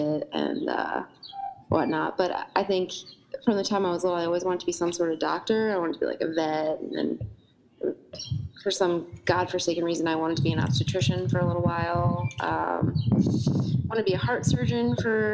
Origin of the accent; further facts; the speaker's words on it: New Jersey, United States; I grew up in New Jersey